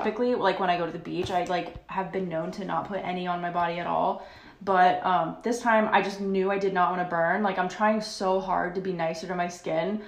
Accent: Florida, United States; now in Nashville, United States; we're both from Florida

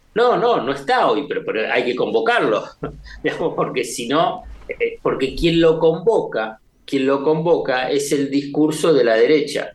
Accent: Buenos Aires, Argentina; como porteño de la Ciudad de Buenos Aires

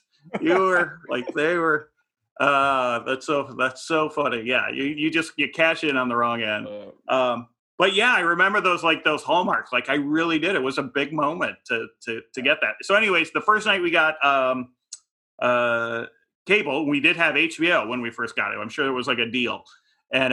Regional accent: Midwest, United States; I grew up in the Midwest. I didn't know anyone.

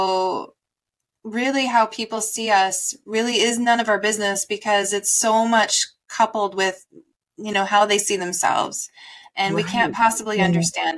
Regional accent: Midwest, United States; I was born in the Midwest

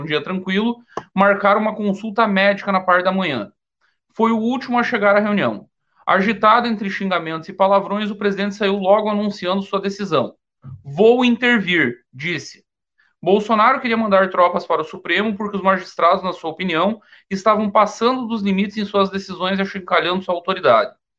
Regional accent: Caçador, Santa Catarina, Brazil; Caçador, minha terra natal, fica mais ou menos próximo ali do, do Paraná

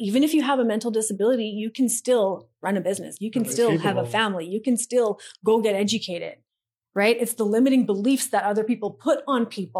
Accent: India; A lot of the stuff we did for free because I'm Indian and we don't pay for shit.

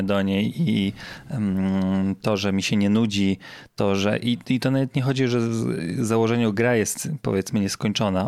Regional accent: Zielona Góra, Lubusz Voivodeship, Poland; z mojego rodzinnego miasta

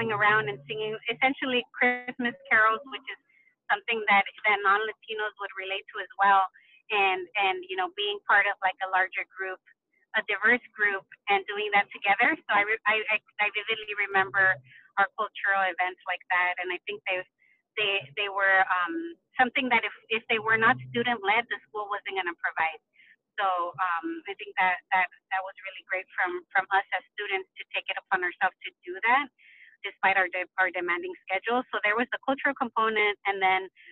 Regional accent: Los Angeles, California, United States; moved away as an adult; also born or lived in Washington, D.C.; I came from East LA, so West Coast

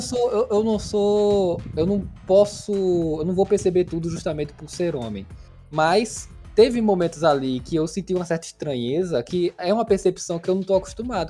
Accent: Brazil; a gente é brasileiro

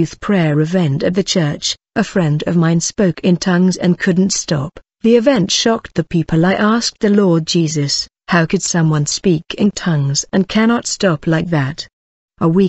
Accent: Semarang, Central Java, Indonesia; I was born in 1981 in Semarang

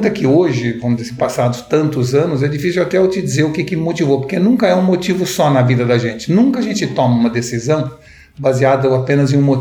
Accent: São Paulo, Brazil; also born or lived in Recife; meu pai, que é paulista, eu sou paulista também, mudou-se para Recife quando eu era jovem e aos 18 anos eu resolvi voltar para São Paulo para fazer faculdade aqui em São Paulo.

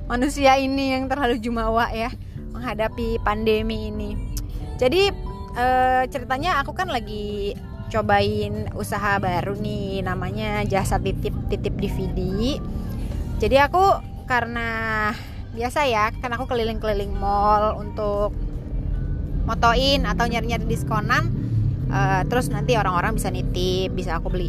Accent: Bogor, West Java, Indonesia; karena karena aku dari Bogor jadi lebih deket kan kalau ke BSD

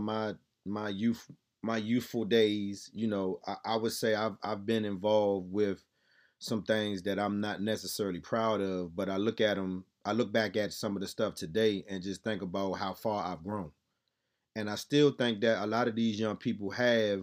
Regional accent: Laurel, Maryland, United States; born or raised there; also born or lived in Southeast, Washington, D.C.

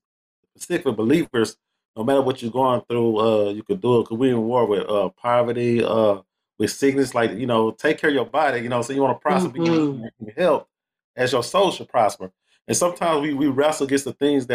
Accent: Houston, Texas, United States; I'm originally born and raised from that H-Town, man. I'm from Houston, Texas.

